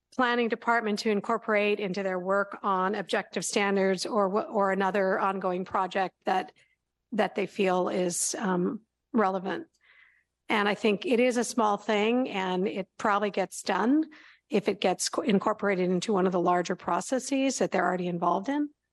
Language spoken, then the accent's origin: English; Berkeley, California, United States; when I was growing up in Berkeley